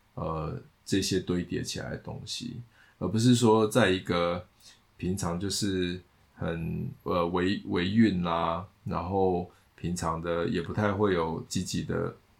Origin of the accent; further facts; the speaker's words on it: Taiwan; 他是美国人，我是台湾人